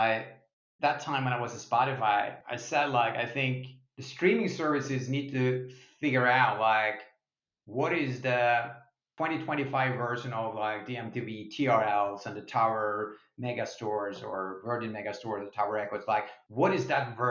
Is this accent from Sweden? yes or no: yes; Sweden; now in United States